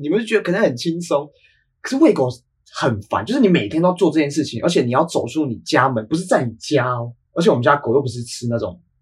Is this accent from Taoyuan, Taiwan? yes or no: yes; Taoyuan, Taiwan; moved away as an adult; now in Taipei, Taiwan; 我从小在桃园吃的也是炸的